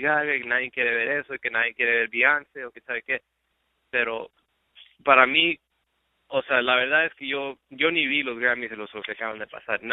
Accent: Laredo, Texas, United States; yo soy de Laredo, Texas, yo nací en Laredo, Texas

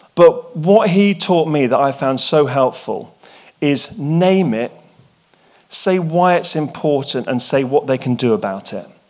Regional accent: England, United Kingdom; I'm English, I, and I went to boarding school

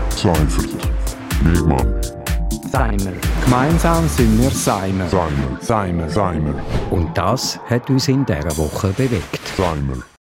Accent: Buchs, Switzerland; Ich bin selber im Buchs aufgewachsen

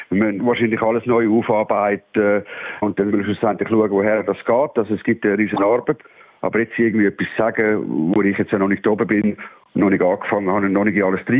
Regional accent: St. Gallen, Switzerland; Ich bin ursprünglich St. Galler, ein halber Österreich, also von dem haben wir jetzt keine Angst haben.

